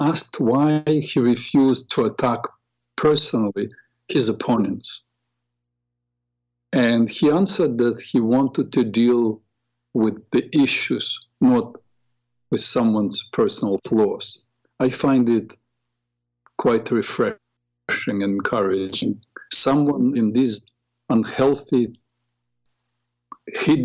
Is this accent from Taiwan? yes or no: no; Odesa, Odesa Oblast, Ukraine; now in United States; I am from Ukraine, from a beautiful, beautiful city. Odessa